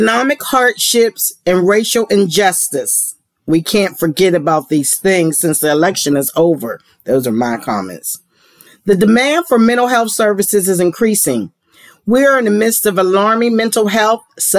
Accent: Pittsburgh, Pennsylvania, United States; now in Georgia, United States; I'm from Pennsylvania and Pittsburgh

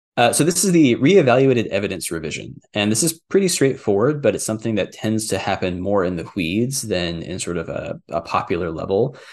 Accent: Texas, United States; I grew up in Texas

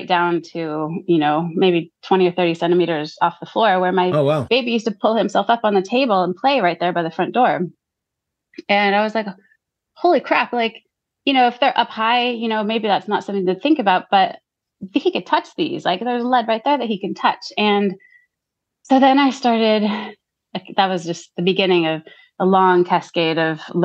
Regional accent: United States; accent: American; moved away as an adult; now in Gisborne, New Zealand; growing up in America

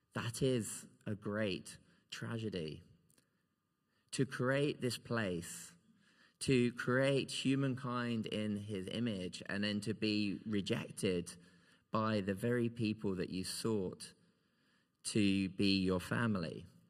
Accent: Kent, South East England, United Kingdom; moved away as an adult; now in Scotland, United Kingdom; I have a place that I would always call home still in Kent. Because this is a place where I grew up

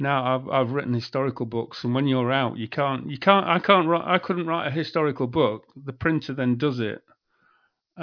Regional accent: Yorkshire and the Humber, United Kingdom; also born or lived in Leeds; I come from Yorkshire

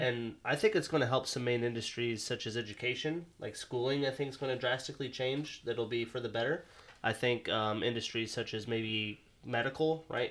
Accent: Montana, United States; now in Seattle, United States; I'm from Montana

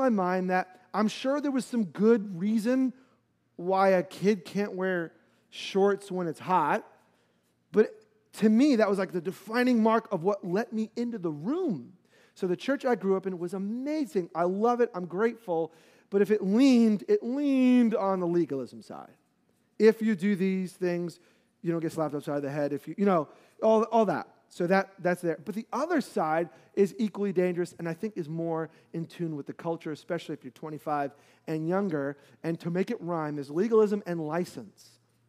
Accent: New York, United States; And so I will never forget hot growing up in New York, hot and humid

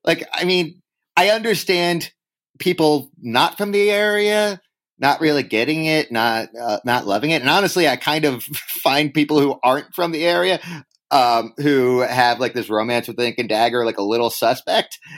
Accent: Upper Darby, Pennsylvania, United States; moved away as an adult; also born or lived in Boston; now in New York City, United States; I grew up in Upper Darby

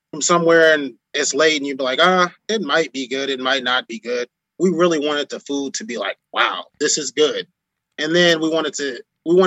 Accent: Omaha, Nebraska, United States; also born or lived in Chicago, Illinois / Rochester, New York / Miami; I moved to Omaha when I was 5 from Chicago, Illinois

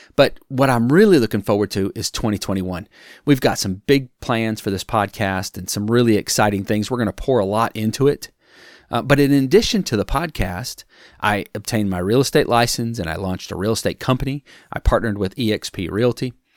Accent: Wisconsin, United States; moved away; I'm from Wisconsin originally.

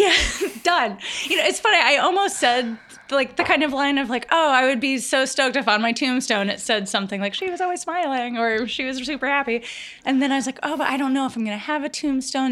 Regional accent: rural Virginia, United States; I grew up in rural Virginia.

